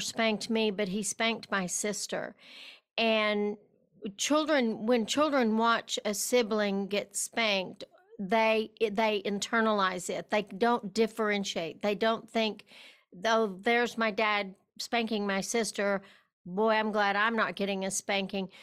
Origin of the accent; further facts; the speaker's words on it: West Texas, United States; I was raised in West Texas